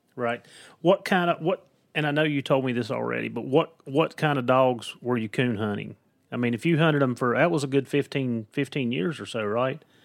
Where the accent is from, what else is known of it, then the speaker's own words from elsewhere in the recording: Southwest Virginia, United States; accent: Southwest Virginia, Appalachian; it's my accent. I'm telling you, it's the Southwest Virginia.